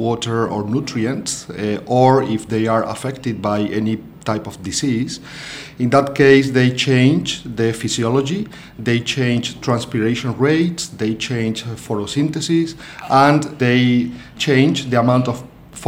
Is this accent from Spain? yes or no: yes; Spain; moved away as an adult; now in Melbourne, Australia; I'm originally from Spain. I arrived here in Australia and started working at the University of Melbourne 1 year ago.